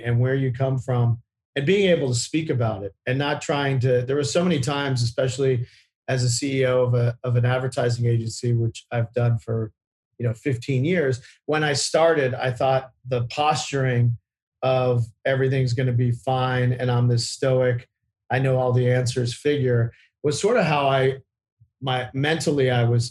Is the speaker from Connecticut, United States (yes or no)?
no; Virginia, United States; I grew up in Virginia to two parents that were really academically minded